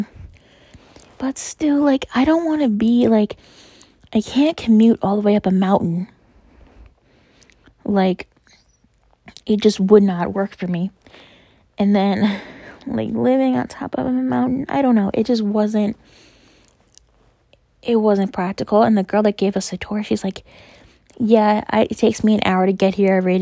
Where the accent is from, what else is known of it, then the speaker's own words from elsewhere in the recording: New York, United States; New York